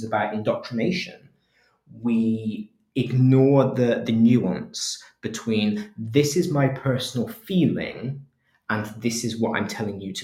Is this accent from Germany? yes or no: no; England, United Kingdom; as an English person